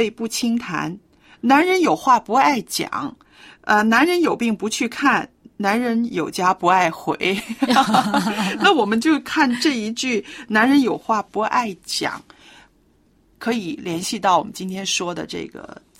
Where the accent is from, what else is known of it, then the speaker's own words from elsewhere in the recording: China; 因为我们中国人哈，长久以来呢，就是非常的含蓄，